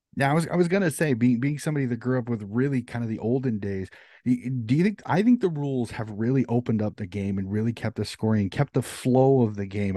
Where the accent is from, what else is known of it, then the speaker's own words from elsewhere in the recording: United States; As an American